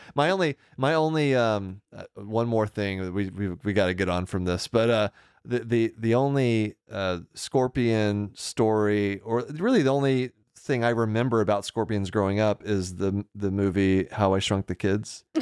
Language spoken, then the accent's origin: English; Deer Park, Texas, United States; moved away as an adult; I grew up outside of Houston